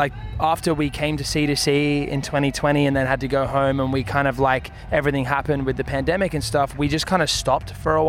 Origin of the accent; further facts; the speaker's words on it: Australia; now in Nashville, United States; being Australian, we get the humor